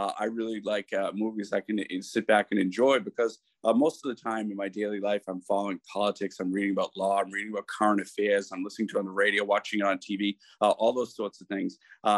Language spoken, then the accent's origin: English; Boston, Massachusetts, United States; moved away as an adult; now in Ireland; my own time growing up in Boston